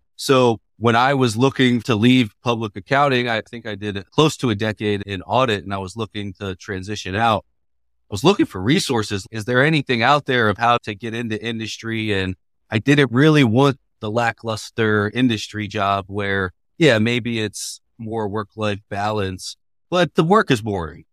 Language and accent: English; Baltimore, Maryland, United States; moved away as an adult; now in Bay Area, United States; That's my hometown